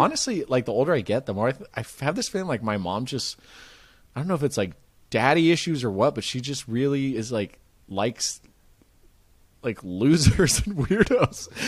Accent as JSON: {"language": "English", "area": "Marin", "region": "California", "country": "United States", "tie": "born or raised there", "said": "I grew up in Marin, which is just north of it"}